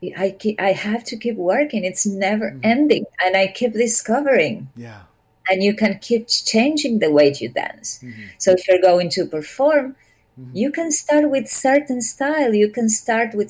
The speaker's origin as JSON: {"language": "English", "region": "Córdoba", "country": "Argentina", "moved": "yes", "said": "I'm not from Buenos Aires, but I'm from Cordoba"}